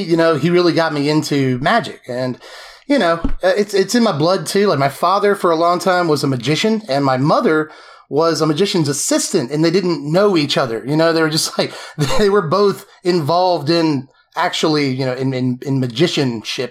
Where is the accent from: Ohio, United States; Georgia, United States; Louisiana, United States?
Georgia, United States; Macon; also born or lived in Tifton, Georgia; I've been in Georgia my whole life. I spent some time in Tifton, but most of it has been here in Macon.